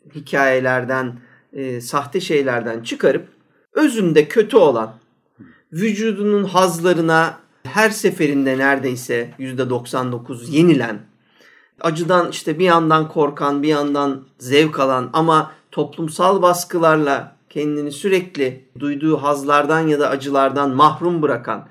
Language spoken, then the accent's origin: Turkish; Ankara, Turkey; ben baya üç nesil Ankaralıyım yani göbeğinden geliyorum